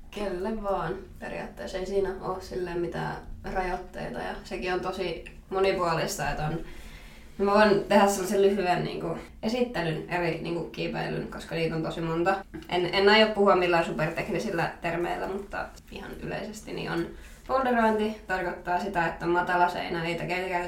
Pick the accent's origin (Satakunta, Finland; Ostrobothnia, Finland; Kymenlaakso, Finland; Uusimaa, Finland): Kymenlaakso, Finland; Miehikkälä; moved away as an adult; now in Raisio, Finland; mä tuun miehikkelästä.